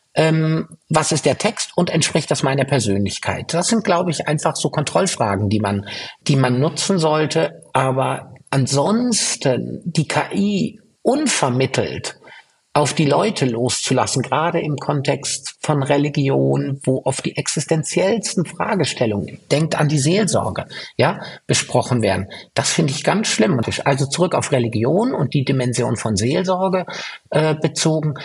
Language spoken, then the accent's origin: German; Fürth, Bavaria, Germany; in meiner Heimatstadt Fürth